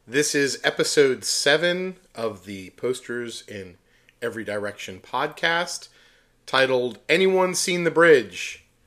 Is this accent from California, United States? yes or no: no; Pittsburgh, Pennsylvania, United States; moved away; Pittsburgh, that's my hometown